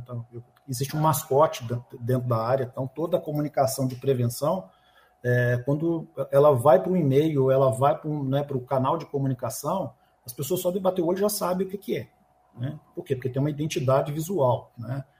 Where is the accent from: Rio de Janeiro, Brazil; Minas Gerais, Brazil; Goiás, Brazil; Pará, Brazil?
Minas Gerais, Brazil; Eu sou mineiro, tá aqui um mineiro